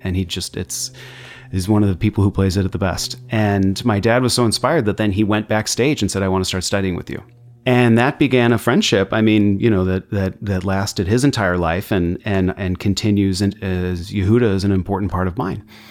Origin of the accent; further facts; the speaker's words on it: Chicago, Illinois, United States; growing up in Chicago